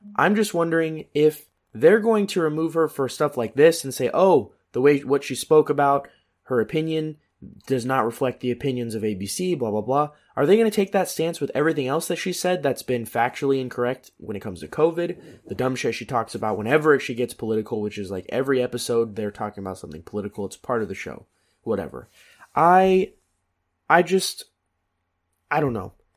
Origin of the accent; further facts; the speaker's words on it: United States; we're American